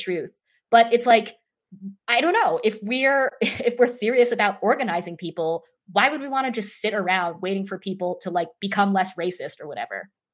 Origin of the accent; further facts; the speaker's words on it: Idaho, United States; Idaho, which some of you may know is my home state